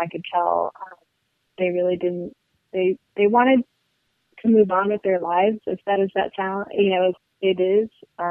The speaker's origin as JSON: {"language": "English", "town": "Paris", "region": "Île-de-France", "country": "France", "tie": "born or raised there", "also_born_or_lived": "Luxembourg", "said": "I grew up in Paris and Luxembourg"}